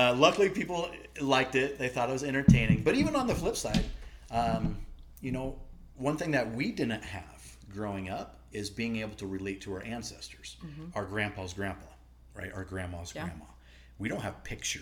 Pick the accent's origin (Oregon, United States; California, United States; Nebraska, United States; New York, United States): Nebraska, United States; I grew up hunting. I'm from the Midwest, Nebraska, and my dad hunted, my mom hunted